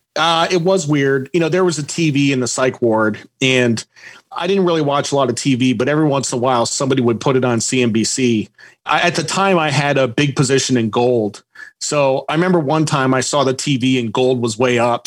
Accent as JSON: {"language": "English", "town": "Norwich", "region": "Connecticut", "country": "United States", "tie": "born or raised there", "moved": "as an adult", "said": "I grew up mostly in Connecticut my dad was in the Coast Guard, and I kind of moved around until age seven. My parents got divorced, and then I moved to Norwich, Connecticut"}